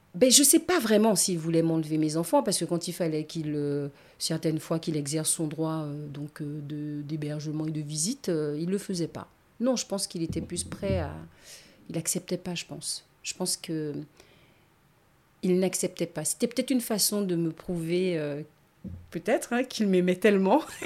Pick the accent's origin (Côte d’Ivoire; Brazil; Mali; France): France; Basse-Terre, Guadeloupe; also born or lived in New Caledonia; now in Baie-Mahault, France; je suis née à Bastère, c'est ma région